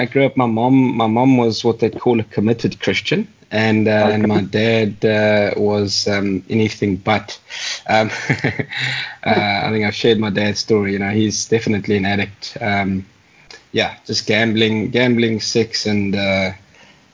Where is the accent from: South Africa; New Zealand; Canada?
South Africa; Johannesburg, Gauteng; also born or lived in Virginia, Free State; now in Cape Town, South Africa; I'm originally from Joburg